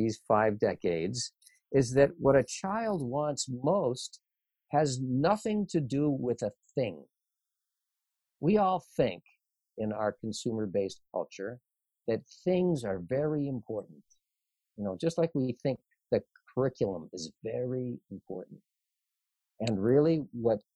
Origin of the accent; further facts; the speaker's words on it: Detroit, Michigan, United States; I grew up in Michigan, in Detroit.